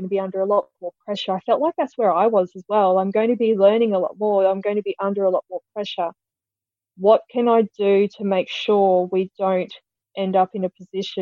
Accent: Quilpie, Queensland, Australia; I grew up in Quilpie in southwest Queensland

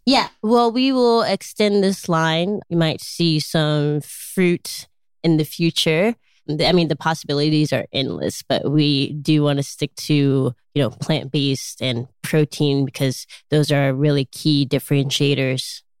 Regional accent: Chicago, Illinois, United States; I grew up in Chicago, Illinois

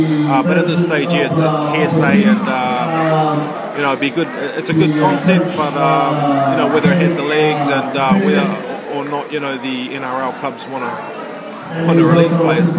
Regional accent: New Zealand; also born or lived in Cook Islands; now in Rarotonga, Cook Islands; we grew up in New Zealand as …, but obviously I live here now

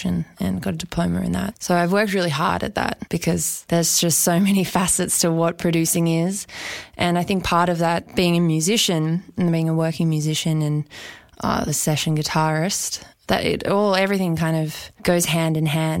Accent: Australia; now in Sydney, Australia; I am Australian

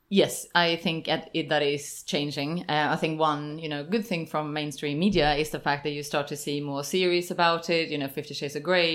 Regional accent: Sweden; now in London, United Kingdom; I'm from Sweden

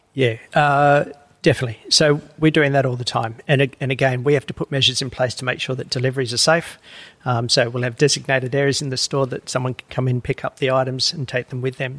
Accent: Woolgoolga, New South Wales, Australia; moved away as an adult; also born or lived in Uluru, Northern Territory; I grew up in New South Wales uh, in a little town called Woolgoolga.

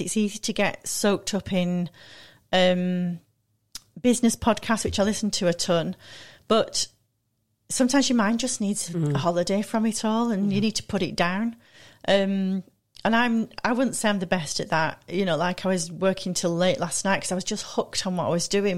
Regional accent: Manchester, North West England, United Kingdom; moved away; also born or lived in London / Milan; I'm from Manchester originally

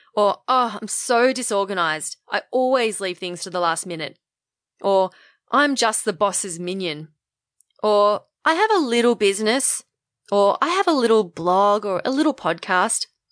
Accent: Australia; identify as Australian

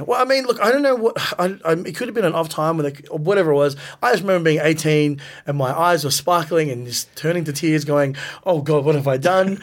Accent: Melbourne, Victoria, Australia; we grew up in the West, you know, so it was really far

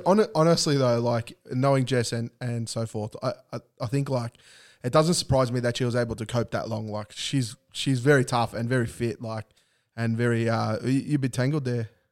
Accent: Australia; it's our birthright, um, as an Aussie to drink V B

